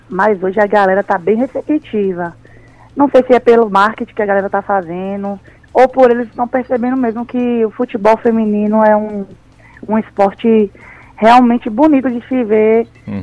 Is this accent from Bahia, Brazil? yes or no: yes; Tucano, Bahia, Brazil; also born or lived in São Paulo; E minha mãe veio para Bahia, né? Que a gente é do interior, lá de Tucano. Aí a gente veio morar aqui